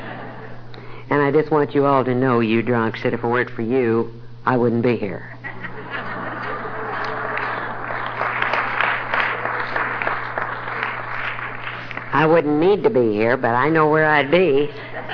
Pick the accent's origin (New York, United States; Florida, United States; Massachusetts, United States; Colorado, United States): Colorado, United States; Denver; now in Dallas, United States; I was born and raised in Denver, Colorado